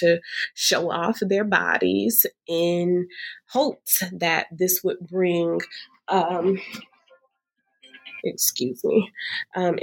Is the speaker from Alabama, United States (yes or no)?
yes; Alabama, United States; I'm from Alabama. I'm from the South